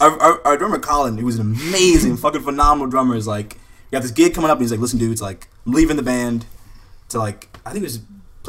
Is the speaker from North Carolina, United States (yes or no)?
no; New Orleans, Louisiana, United States; I'm from New Orleans